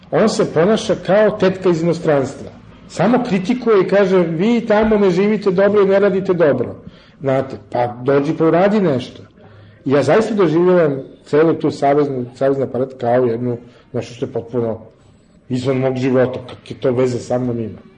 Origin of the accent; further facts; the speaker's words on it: Serbia; ja sam dobar Srbin